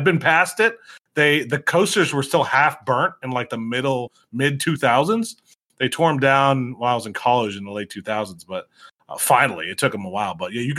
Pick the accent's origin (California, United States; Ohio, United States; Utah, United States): Ohio, United States; Youngstown; I grew up in Youngstown, Ohio, and there's a park there.